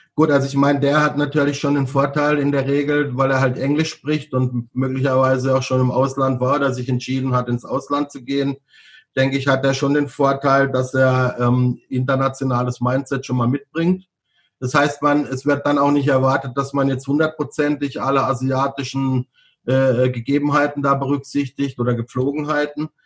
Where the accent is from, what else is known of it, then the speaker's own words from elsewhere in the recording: Freiburg, Baden-Württemberg, Germany; moved away as an adult; also born or lived in Bangkok, Thailand / Hanoi, Vietnam / Hong Kong; ich komme ja aus, aus Süddeutschland, gut, ich komme jetzt aus Baden